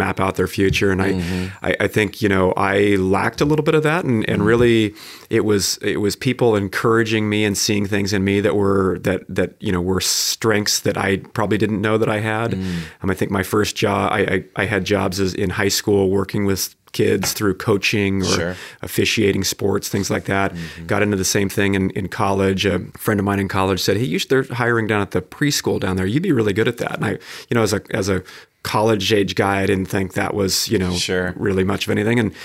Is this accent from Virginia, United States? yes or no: no; North County, California, United States; I grew up in the area here. I grew up in North County and went to Torrey Pines